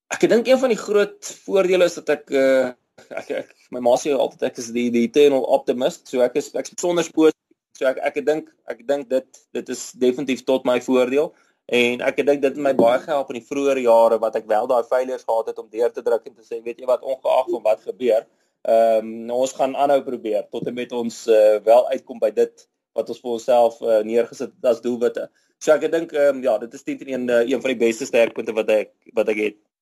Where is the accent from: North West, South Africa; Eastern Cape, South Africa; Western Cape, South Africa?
North West, South Africa; Rustenburg; now in Midrand, South Africa; Ek is grootgeword in Rustenburg